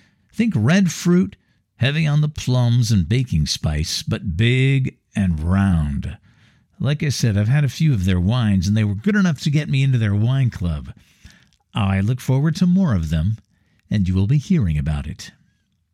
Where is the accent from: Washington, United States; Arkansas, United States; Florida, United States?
Washington, United States; Seattle; now in Novato, United States; I grew up in Seattle